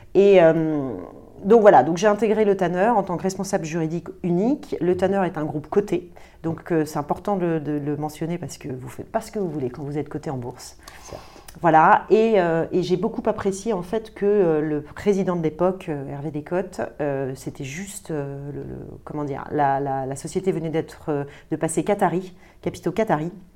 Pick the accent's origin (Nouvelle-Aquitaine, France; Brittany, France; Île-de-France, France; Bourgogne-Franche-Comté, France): Île-de-France, France; Paris; Je, je viens euh, euh, de Paris. Je suis vraiment parisienne